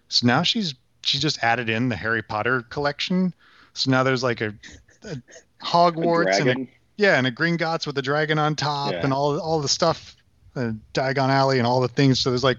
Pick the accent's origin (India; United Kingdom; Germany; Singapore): Germany; also born or lived in United States; my parents met in Germany in the 70s, and I'm from there, but I was born in the States.